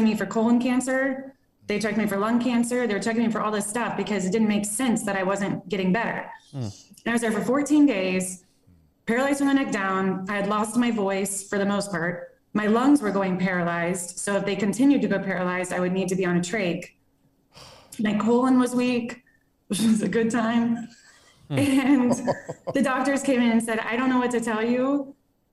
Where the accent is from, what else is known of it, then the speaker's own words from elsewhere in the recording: Plano, Texas, United States; moved away as an adult; now in Las Vegas, United States; I'm from Plano, Texas, born, raised